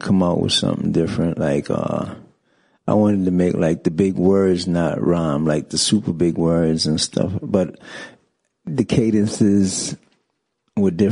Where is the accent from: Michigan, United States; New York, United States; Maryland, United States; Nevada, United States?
New York, United States; New York City; I grew up in the Bronx, basically, rapping.